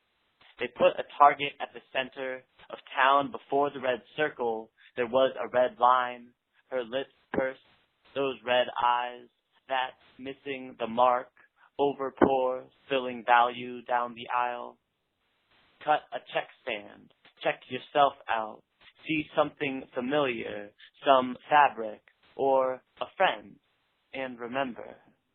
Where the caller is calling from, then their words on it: Portland, Oregon, United States; I'm calling from Portland, Oregon